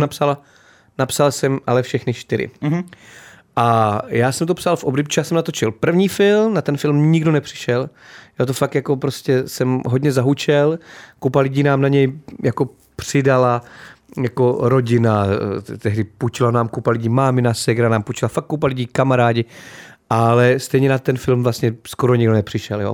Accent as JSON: {"language": "Czech", "town": "Náchod", "region": "Hradec Králové Region", "country": "Czechia", "said": "já jsem z Náchoda, je město, který miluju, žiju v Náchodě, teďka pořád"}